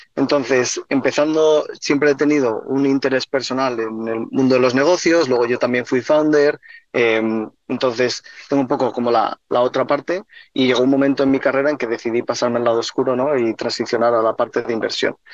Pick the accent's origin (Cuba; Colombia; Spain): Spain; now in United States; somos los dos somos de España